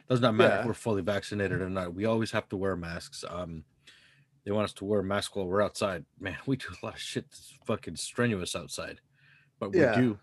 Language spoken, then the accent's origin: English; United States; I'm an American